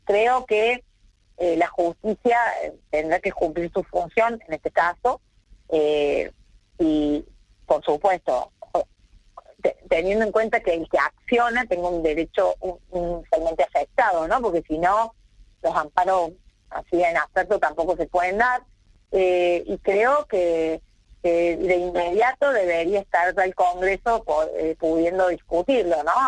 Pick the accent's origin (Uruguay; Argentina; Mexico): Argentina; como argentinos